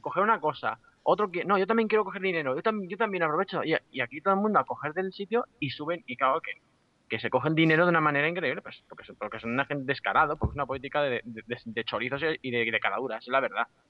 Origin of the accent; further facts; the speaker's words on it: Badajoz, Extremadura, Spain; como somos de Badajoz